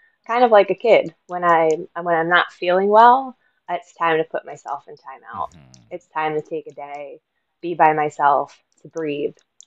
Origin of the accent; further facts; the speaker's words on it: Northeast Pennsylvania, United States; moved away as an adult; also born or lived in Philadelphia, Pennsylvania; I'm originally from the Northeast Pennsylvania area